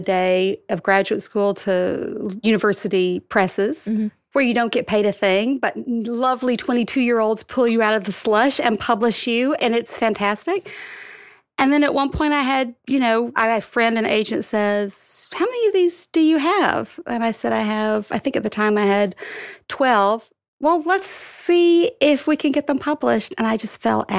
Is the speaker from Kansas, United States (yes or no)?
no; Alabama, United States; moved away as an adult; now in New York City, United States; I grew up in Alabama